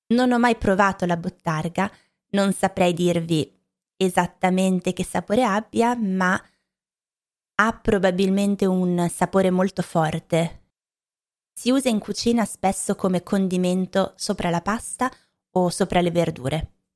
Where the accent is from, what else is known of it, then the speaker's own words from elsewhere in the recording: Lombardy, Italy; Anche io che sono cresciuta in Lombardia